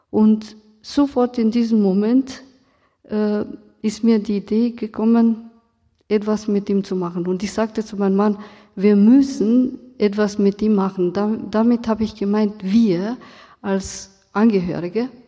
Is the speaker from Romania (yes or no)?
yes; Romania; now in Germany; Ich bin aus Rumänien, in Rumänien aufgewachsen und ähm, damals ähm, haben wir über die Geschichte nicht so viel gelernt. Ähm, als Romni in Rumänien, meine Familie wurde nicht so betroffen.